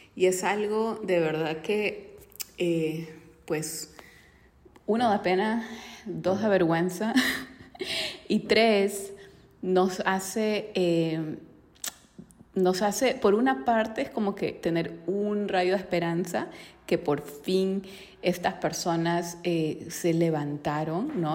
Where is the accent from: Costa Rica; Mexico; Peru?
Peru; yo soy de Perú